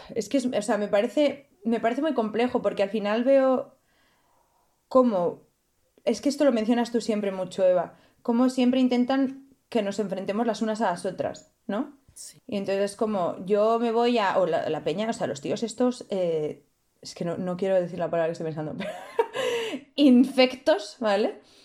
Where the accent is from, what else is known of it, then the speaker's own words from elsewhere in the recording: Spain; moved away; also born or lived in Italy; yo soy de España